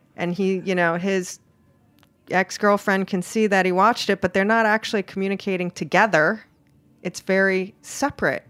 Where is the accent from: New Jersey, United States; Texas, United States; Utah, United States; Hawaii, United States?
Hawaii, United States; now in New York City, United States; I'm originally from Hawaii, so I like, I like warm apartment